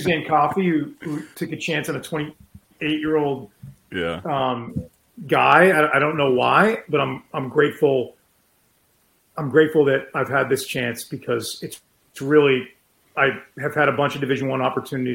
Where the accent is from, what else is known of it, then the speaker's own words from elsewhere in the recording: Winchester, Massachusetts, United States; also born or lived in Madison, New Jersey / Amherst, Massachusetts; I grew up in Winchester, Mass, and just had an unbelievable high school sports experience